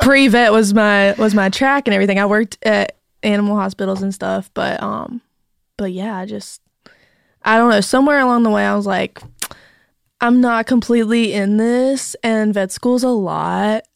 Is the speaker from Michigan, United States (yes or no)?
no; North Carolina, United States; accent: thick North Carolina; moved away as an adult; also born or lived in Raleigh, North Carolina; now in Nashville, United States; I'm from North Carolina.